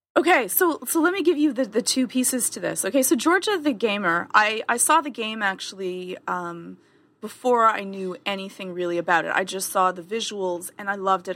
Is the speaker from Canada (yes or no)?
yes; Canada; I'm Canadian